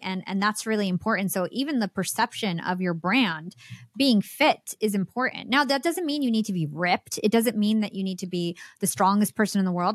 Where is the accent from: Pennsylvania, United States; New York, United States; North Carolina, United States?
New York, United States; I'm from New York.